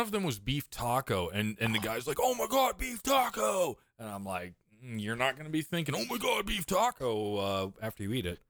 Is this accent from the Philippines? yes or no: no; East Coast, United States; moved away; also born or lived in Midwest; I grew up on the East Coast